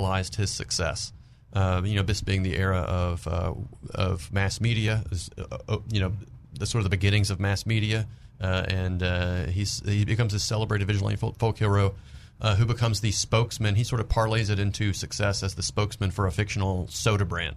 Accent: Arkansas, United States; my experiences of growing up here and living here

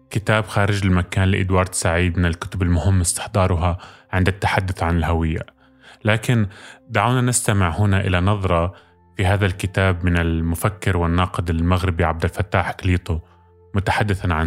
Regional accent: Syria; also born or lived in Jordan; now in Germany; عندما انتقلت من سوريا إلى الأردن بعد الثورة السورية ومع مرور الوقت بدأت باستخدام اللهجة الفلسطينية أو لهجة جنوب سوريا درعا كان هذا لإخفاء هويتي

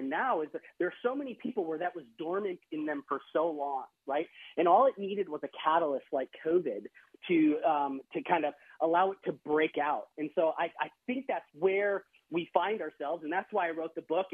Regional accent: Wisconsin, United States; now in Texas, United States; I live in Texas now. I grew up in Wisconsin, but I live in Texas now

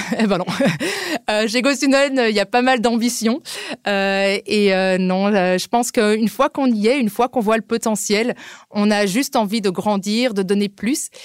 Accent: Liège, Wallonia, Belgium; moved away as an adult; also born or lived in England / Spain / Denmark / Berlin, Germany; now in Austria; je suis belge d'origine de Liège

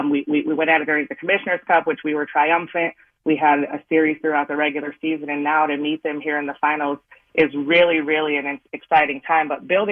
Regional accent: Connecticut, United States; Yeah, I've been in the Northeast my entire life. I'm originally from Connecticut. I played at Canisius College out in Buffalo, New York

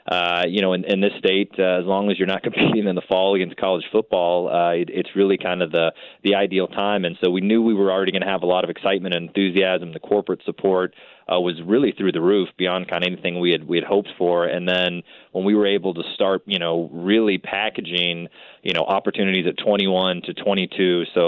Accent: Stillwater, Oklahoma, United States; also born or lived in Chicago / Washington, D.C.; now in Tulsa, United States; growing up in Stillwater, Oklahoma, home of Matt Holliday

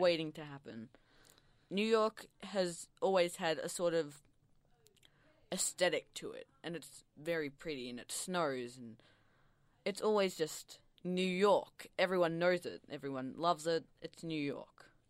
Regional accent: Melbourne, Victoria, Australia; I'm from Melbourne, and I go to Mount Waverley Secondary

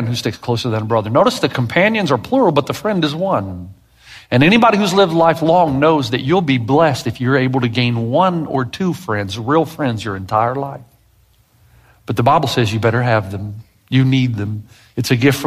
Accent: the South, United States; I'm from the South

